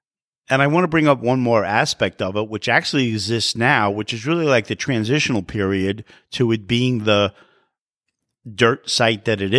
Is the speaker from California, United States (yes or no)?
no; New York City, New York, United States; also born or lived in Manhattan; And I was born in Long Island City, so I am a native New Yorker.